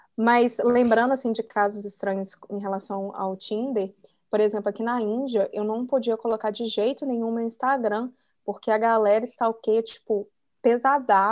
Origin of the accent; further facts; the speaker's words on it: Brazil; sou do Brasil, né? Porque né, a gente brasileira